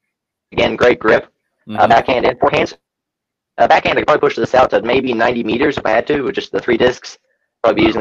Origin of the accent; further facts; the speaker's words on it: Christchurch, Canterbury, New Zealand; I was born in Christchurch, New Zealand.